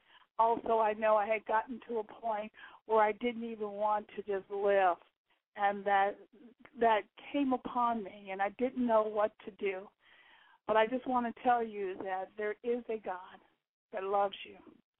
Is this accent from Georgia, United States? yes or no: yes; Georgia, United States; I am a military brat, born and raised in Georgia, moved around.